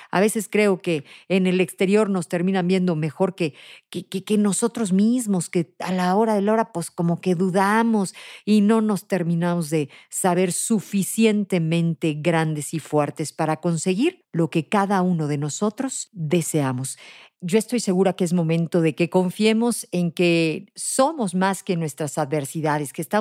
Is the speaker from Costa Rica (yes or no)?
no; Mexico; nosotros como mexicanos